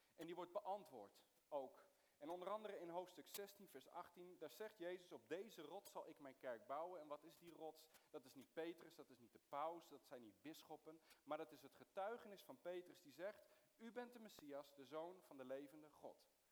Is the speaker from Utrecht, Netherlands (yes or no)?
yes; Soest, Utrecht, Netherlands; also born or lived in Middle East; ik ben geboren in het Midden-Oosten, maar, eh, ik ben opgegroeid in, in Soest